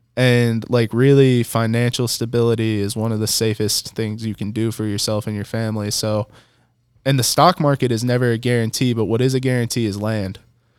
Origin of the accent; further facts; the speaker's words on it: Detroit, Michigan, United States; I'm from Detroit, Michigan. Don't play with me.